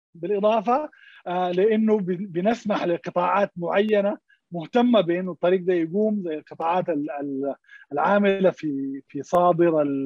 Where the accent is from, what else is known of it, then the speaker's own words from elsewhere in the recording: Sudan; عندنا في السودان